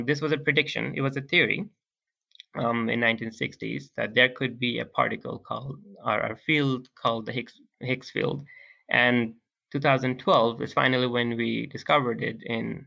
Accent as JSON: {"language": "English", "country": "Bangladesh", "second_language": "English", "moved": "yes", "said": "we're all from Bangladesh"}